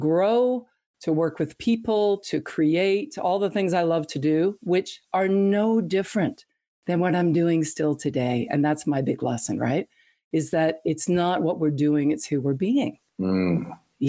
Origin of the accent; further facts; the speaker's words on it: Canada; I grew up in Canada, actually, in the performing arts.